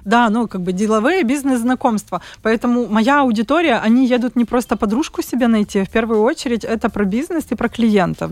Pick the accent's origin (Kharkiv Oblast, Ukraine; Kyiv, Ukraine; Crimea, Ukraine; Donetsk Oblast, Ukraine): Kyiv, Ukraine; moved away as an adult; now in Riga, Latvia; я сама из Киева